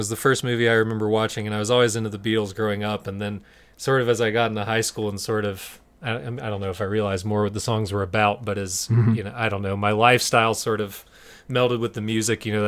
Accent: Greensboro, North Carolina, United States; growing up in Greensboro, you know, there's a huge metal scene

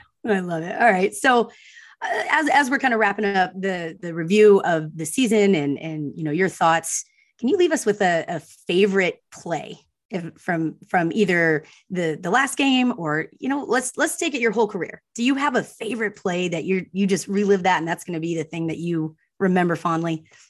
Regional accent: Austin, Texas, United States; I was born in Austin.

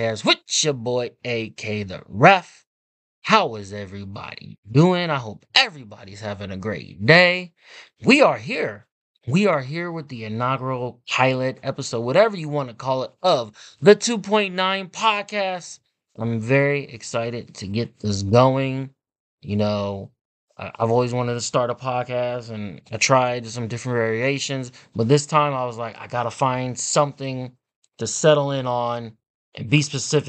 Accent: Kansas City, Missouri, United States; I am from Kansas City

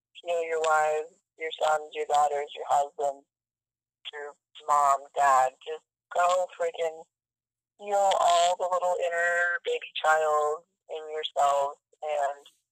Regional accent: Denver, Colorado, United States; I was born in Denver

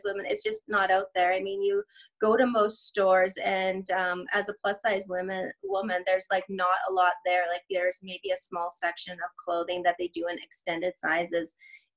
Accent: Edmonton, Alberta, Canada; I am Canadian. I'm from Edmonton, Alberta.

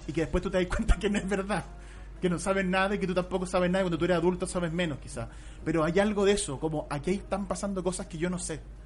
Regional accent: Santiago, Santiago Metropolitan, Chile; uno como santiaguino

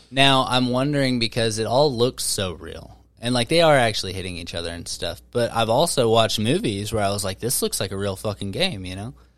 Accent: Wichita, Kansas, United States; I'm from Wichita. I'm from Kansas.

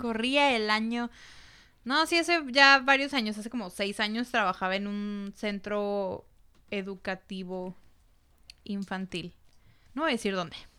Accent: Mexico; los filipinos y los mexicanos tenemos mucho en común

